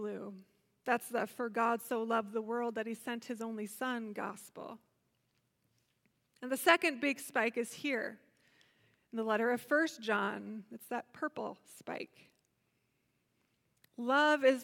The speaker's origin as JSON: {"language": "English", "town": "Holland", "region": "Michigan", "country": "United States", "tie": "born or raised there", "said": "Growing up in Holland, Michigan, around this time of year, we were always gearing up for tulip time"}